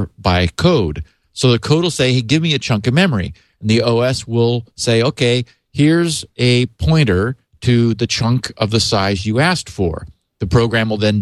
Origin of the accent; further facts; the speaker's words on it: Northern California, United States; I grew up in Northern California